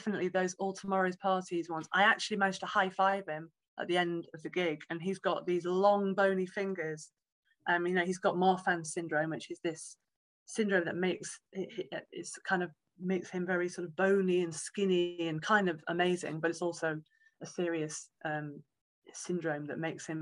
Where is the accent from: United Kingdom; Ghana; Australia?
United Kingdom; Knaresborough, Yorkshire and the Humber; So back up to Knaresborough, my hometown, from Hertfordshire through the night, got home.